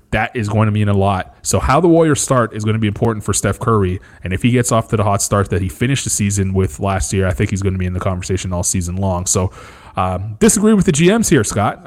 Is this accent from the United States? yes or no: no; Canada; being a Canadian